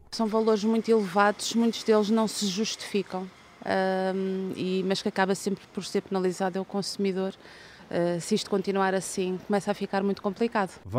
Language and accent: Portuguese; Cape Verde; Eu faço as coisas da minha terra, Cabo Verde.